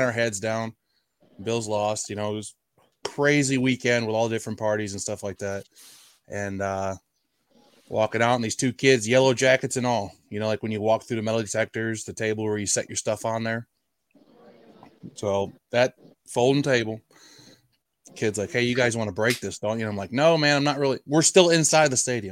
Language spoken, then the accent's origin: English; about an hour north of Albany, New York, United States; now in North Carolina, United States; I grew up about an hour north of Albany